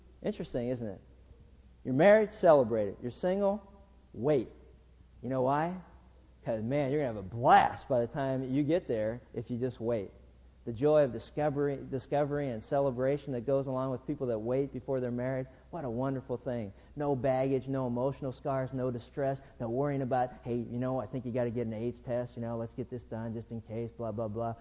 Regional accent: Pittsburgh, Pennsylvania, United States; growing up in Pittsburgh

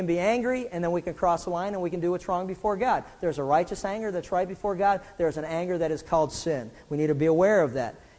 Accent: Pittsburgh, Pennsylvania, United States; when I was growing up in Pittsburgh

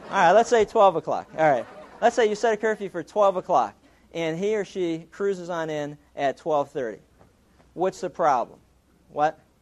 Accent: Pittsburgh, Pennsylvania, United States; growing up in Pittsburgh, we, we used to steal everything.

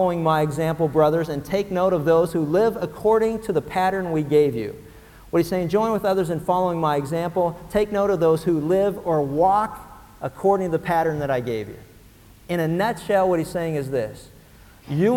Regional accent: Pennsylvania, United States; When I was a kid growing up in Pennsylvania

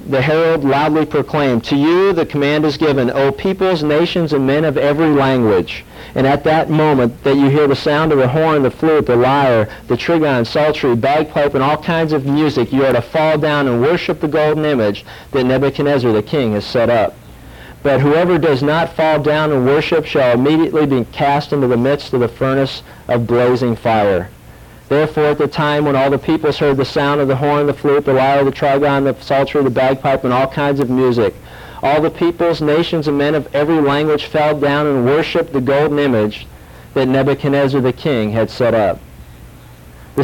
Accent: Pittsburgh, Pennsylvania, United States; I grew up in Pittsburgh

